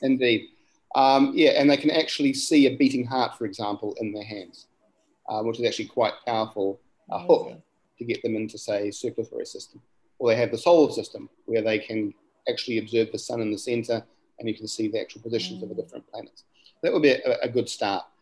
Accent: Gisborne, New Zealand; where I'm from is um, Turanganui or, or, Gisborne, as the English name would be

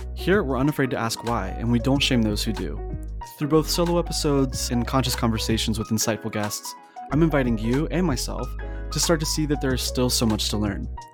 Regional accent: the South, United States; I'm also from the South

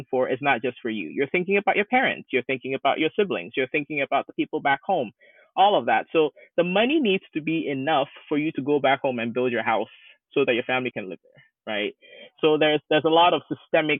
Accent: Ghana; now in United States; I'm originally from Ghana, West Africa

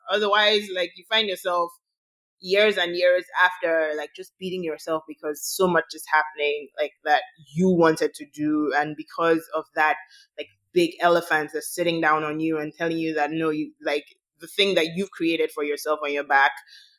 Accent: Nigeria; As a Black woman, I think there's nothing really like, as being a minority, period, there's nothing like being a majority in your own country.

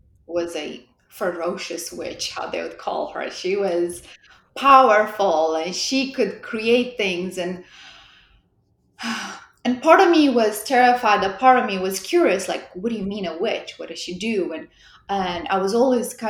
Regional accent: Moldova; accent: European; moved away as an adult; also born or lived in Romania; now in United States; I'm originally from Republic of Moldova.

